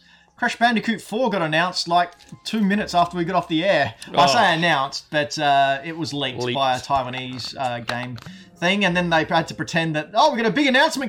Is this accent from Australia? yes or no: yes; Australia; I'm Australian.